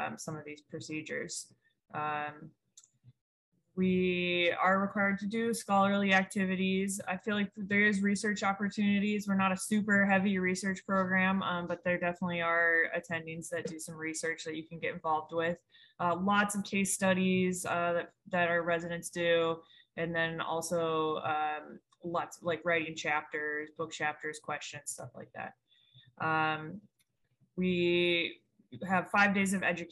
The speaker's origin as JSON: {"language": "English", "region": "Montana", "country": "United States", "also_born_or_lived": "Chicago", "moved": "as an adult", "lives_now": "New Orleans, United States", "said": "I'm originally from Montana, and then I did med school in Chicago, and I made my way down here."}